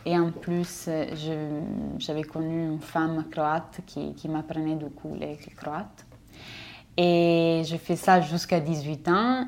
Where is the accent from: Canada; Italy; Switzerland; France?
Italy; a village on the Austrian border, northern Italy; French is a second language; moved away as an adult; je suis italienne et je viens d'un village euh, de la frontière autrichienne, la frontière autrichienne euh, à l'extrême nord d'Italie